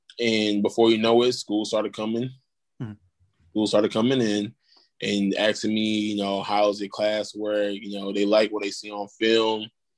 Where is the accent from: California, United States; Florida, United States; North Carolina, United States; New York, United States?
New York, United States; Brooklyn; Growing up there, my first couple of years, like, I can remember my first, like, elementary school, middle school was rough.